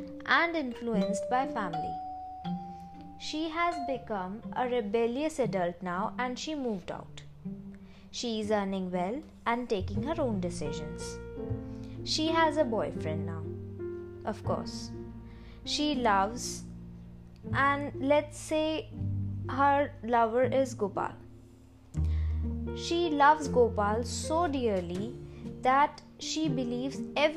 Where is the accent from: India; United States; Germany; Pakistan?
India; being Indian, where our parents make most choices for us